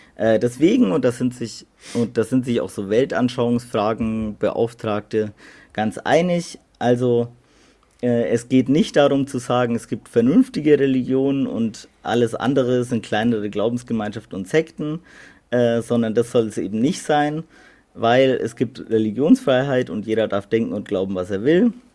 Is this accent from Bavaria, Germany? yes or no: yes; Middle Franconia, Bavaria, Germany; wir kommen ja aus Mittelfranken